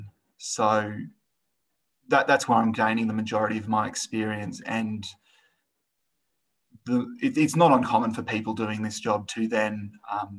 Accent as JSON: {"language": "English", "town": "Sydney", "region": "New South Wales", "country": "Australia", "tie": "born or raised there", "moved": "as an adult", "lives_now": "Moree, Australia", "said": "I grew up in Sydney"}